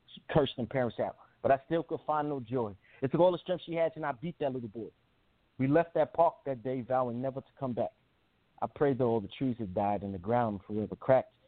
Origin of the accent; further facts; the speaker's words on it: New York, United States; also born or lived in New Jersey; I grew up um with my mother in New York